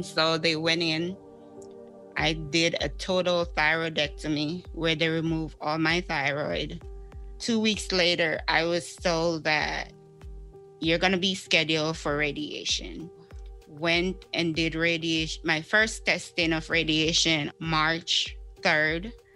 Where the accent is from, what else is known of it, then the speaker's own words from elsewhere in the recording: Jamaica; moved away; I'm originally from Jamaica. I'm an island girl.